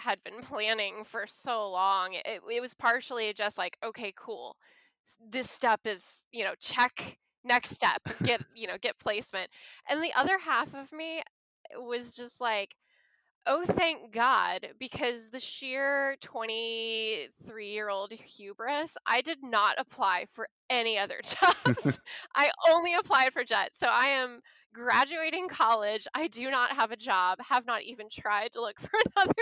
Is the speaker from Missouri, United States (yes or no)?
yes; St. Louis, Missouri, United States; moved away as an adult; also born or lived in Aomori, Japan / New Orleans area; growing up in St. Louis